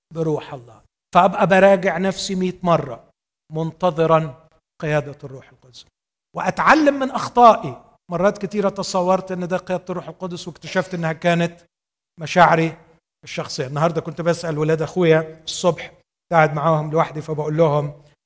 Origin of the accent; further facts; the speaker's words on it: Egypt; عندنا في مصر